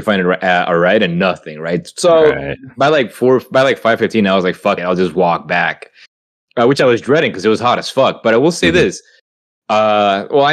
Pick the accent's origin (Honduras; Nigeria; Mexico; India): Honduras; now in Salem, United States; I grew up in Honduras